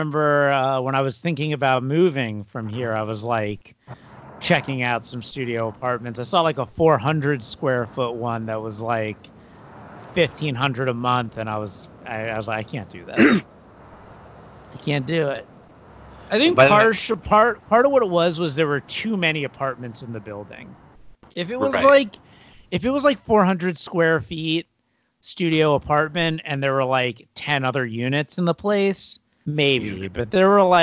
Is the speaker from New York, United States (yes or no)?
no; South Florida, United States; moved away; I'm from South Florida, which is basically Long Island, but older